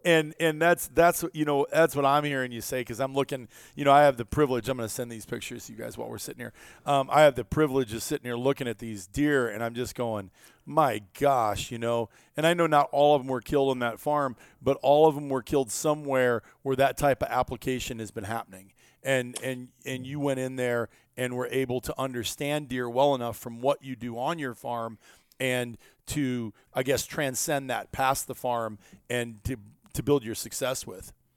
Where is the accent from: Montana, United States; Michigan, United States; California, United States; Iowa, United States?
Iowa, United States; growing up in Iowa